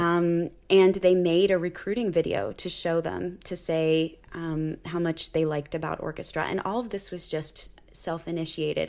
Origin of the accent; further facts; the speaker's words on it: Cincinnati, Ohio, United States; I grew up in the Cincinnati area